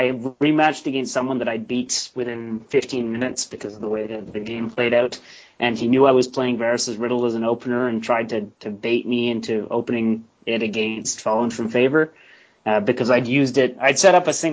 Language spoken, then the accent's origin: English; Canada; I'm the Canadian podcast, one of the podcast hosts of Beyond the Wall